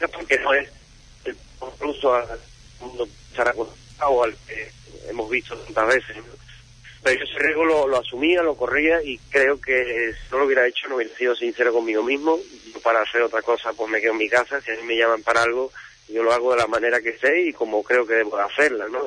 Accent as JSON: {"language": "Spanish", "town": "Huelva", "region": "Andalusia", "country": "Spain", "said": "somos de Huelva"}